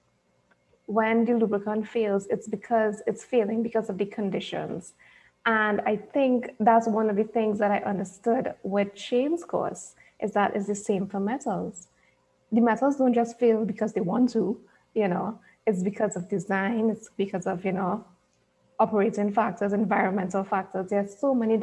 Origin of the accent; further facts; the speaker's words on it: Trinidad & Tobago; I'm from Trinidad and Tobago